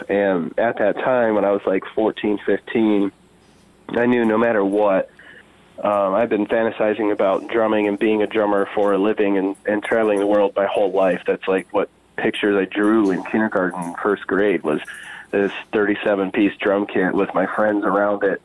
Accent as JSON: {"language": "English", "town": "Nunica", "region": "Michigan", "country": "United States", "tie": "born or raised there", "also_born_or_lived": "Spring Lake, Michigan / Grand Haven, Michigan", "said": "being born and raised in Nunica, Michigan, and uh, you know, when I was about a teenager or so, my family moved to Spring Lake, Michigan"}